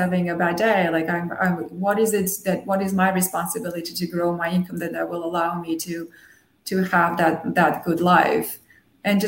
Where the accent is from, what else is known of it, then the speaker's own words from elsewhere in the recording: Armenia; first language Armenian and Russian; English is a second language; moved away; I grew up in Armenia, so I was born in the Soviet Union, so I grew up bilingual with Armenian and Russian